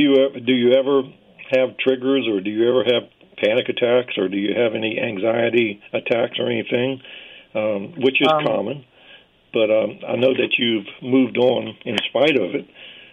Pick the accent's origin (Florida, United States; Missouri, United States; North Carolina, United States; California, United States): North Carolina, United States; I'm from North Carolina